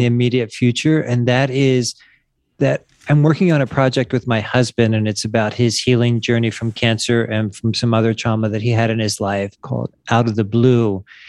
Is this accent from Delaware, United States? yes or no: yes; Wilmington, Delaware, United States; moved away as an adult; also born or lived in San Diego; now in Mexico; I grew up in Wilmington, Delaware